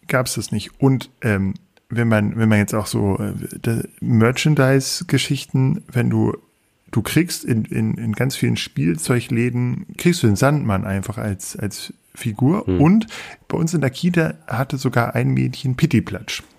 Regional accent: Peine, Lower Saxony, Germany; ich bin in Peine aufgewachsen.

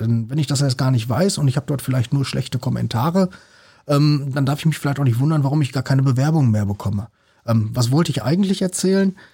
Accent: North Rhine-Westphalia, Germany; ich kenne das ja selbst so als Ostwestfale

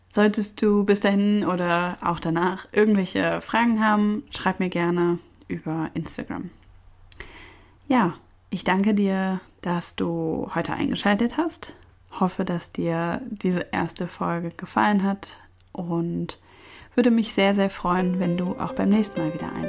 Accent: Cologne, North Rhine-Westphalia, Germany; born there; Ich bin in Köln geboren

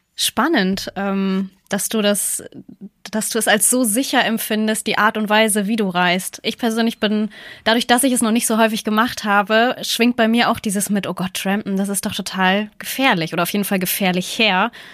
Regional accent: Northern Germany, Germany; als Norddeutsche

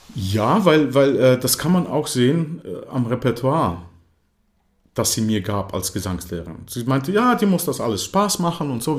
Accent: Croatia; first language German; also born or lived in Germany; ich verstand zwar alles, was meine Eltern sprachen auf Kroatisch, aber ich konnte kein Kroatisch sprechen.

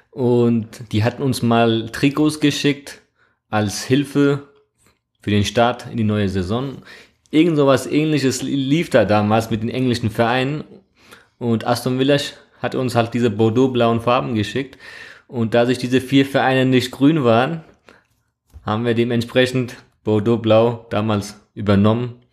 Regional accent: Trabzon, Turkey; Genau, ich bin ursprünglich aus Trabzon, aus der Schwarzmeerküstenstadt in der Türkei, Grenzgebiet Georgien.

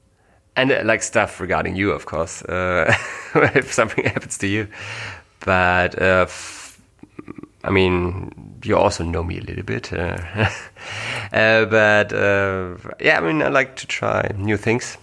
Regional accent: Germany; English is a second language; we are not English native speakers. That's the main reason for that is we are not from the US or Great Britain, but from Germany

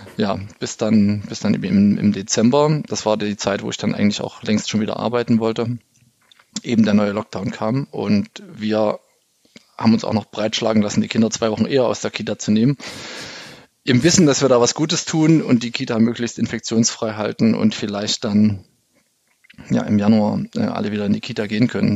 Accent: East Germany, Germany; ich bin ja im Osten aufgewachsen

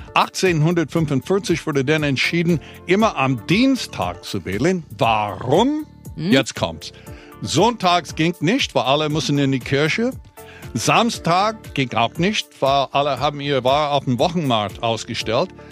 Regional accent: United States; now in Berlin, Germany

